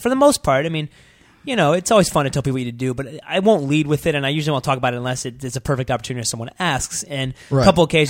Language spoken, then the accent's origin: English; Ohio, United States; moved away; I was from Ohio